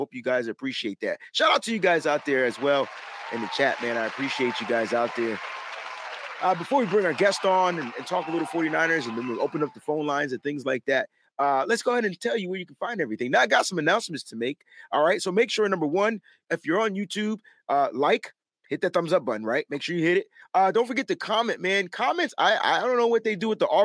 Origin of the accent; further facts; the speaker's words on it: East Coast, United States; I'm from the East Coast